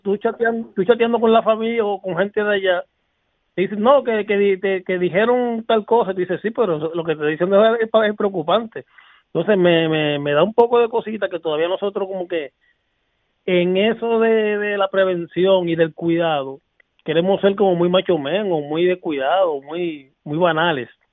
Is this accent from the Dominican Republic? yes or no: yes; Dominican Republic; moved away; con mi pueblo, con, el dominicano